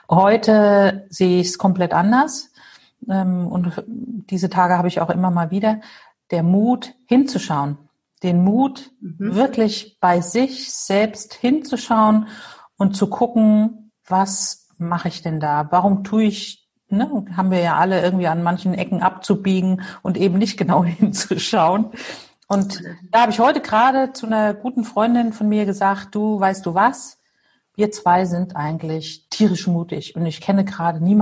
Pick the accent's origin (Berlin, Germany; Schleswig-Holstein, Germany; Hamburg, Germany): Hamburg, Germany; ich komme aus Hamburg, ähm, lebe hier mit meinen zwei Töchtern, die 17 und 19 Jahre alt sind, an der Elbe, ganz schön.